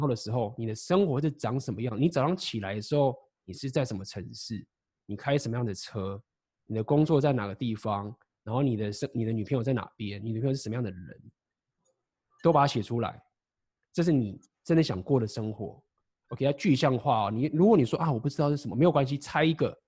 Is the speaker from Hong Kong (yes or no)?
no; Taiwan; moved away as an adult; also born or lived in Shanghai; 台湾是一个我的老家